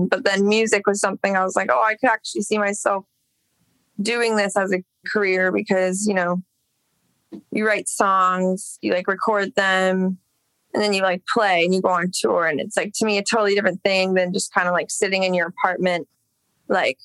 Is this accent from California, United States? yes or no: yes; Los Angeles, California, United States; I grew up in Echo Park. I mean, I guess same dish, but that's where I lived from when I was a baby until like 16.